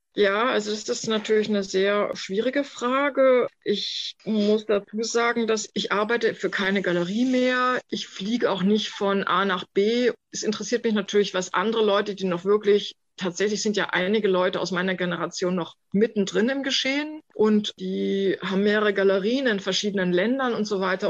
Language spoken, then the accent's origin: German; Germany; moved away as an adult; also born or lived in Manhattan, New York; Ich bin da quasi als Deutsche hin